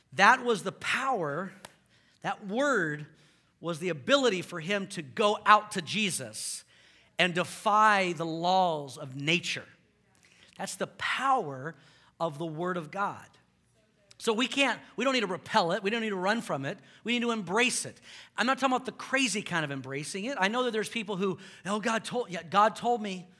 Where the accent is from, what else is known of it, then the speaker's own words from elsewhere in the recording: Houston, Texas, United States; moved away; I grew up in Houston.